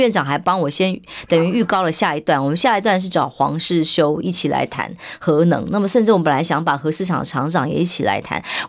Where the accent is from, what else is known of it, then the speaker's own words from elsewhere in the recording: Taiwan; 然后害呀害呀害我们台湾人民的命